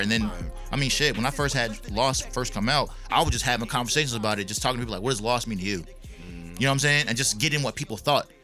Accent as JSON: {"language": "English", "town": "Clarksville", "region": "Tennessee", "country": "United States", "tie": "born or raised there", "also_born_or_lived": "Fayetteville, North Carolina / Augusta, Georgia", "moved": "yes", "lives_now": "Nashville, United States", "said": "I'm originally from Fayetteville, North Carolina"}